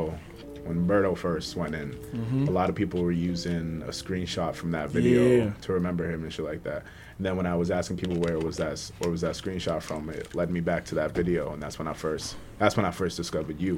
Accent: Malden, Massachusetts, United States; also born or lived in Cambridge, Massachusetts; I'm from Malden, so that's why I know people out there.

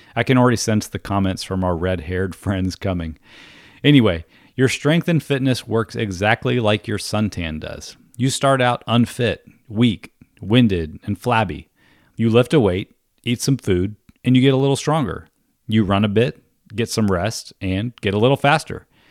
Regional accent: East Coast of Florida, United States; I was a teenage kid growing up on the East Coast of Florida

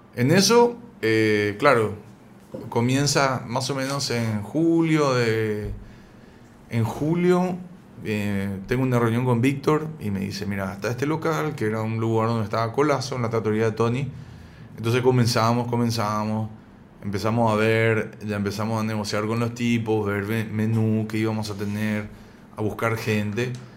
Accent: Paraguay; also born or lived in San Isidro, Buenos Aires, Argentina; yo soy argentino, pero vivo acá en Paraguay desde que tengo cuatro años

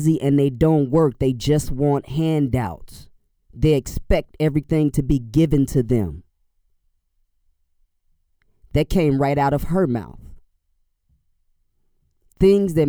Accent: Chicago, Illinois, United States; I'm from Inglewood, which is a few neighborhoods east of them.

